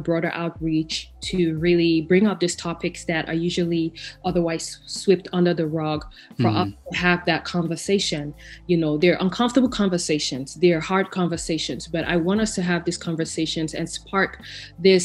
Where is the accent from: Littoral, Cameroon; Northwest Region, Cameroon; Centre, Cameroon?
Northwest Region, Cameroon; Bamenda; moved away as an adult; also born or lived in Ethiopia; now in Texas, United States; growing up in Cameroon without that foundation